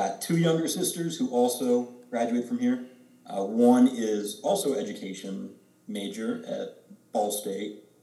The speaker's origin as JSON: {"language": "English", "town": "Zionsville", "region": "Indiana", "country": "United States", "tie": "born or raised there", "said": "I've lived in Zionsville my entire life."}